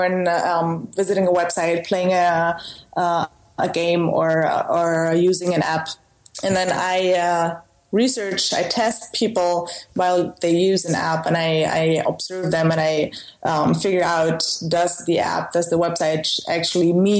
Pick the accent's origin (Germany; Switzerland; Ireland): Germany; Stuttgart, Baden-Württemberg; moved away as an adult; also born or lived in United States; now in Netherlands; I was originally born in the south of Germany, near Stuttgart, and that's also where I spent the most of my life.